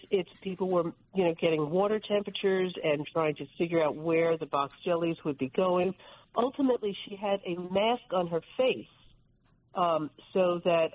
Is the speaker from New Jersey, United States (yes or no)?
yes; New Jersey, United States; I'm from New Jersey